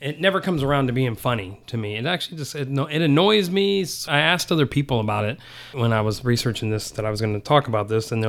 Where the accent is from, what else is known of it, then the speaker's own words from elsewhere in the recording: Saudi Arabia; I grew up in Saudi, so I've seen people's head get cut off